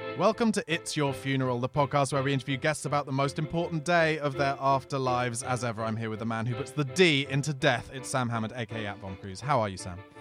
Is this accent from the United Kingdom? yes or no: yes; Surrey, South East England, United Kingdom; where I lived in Surrey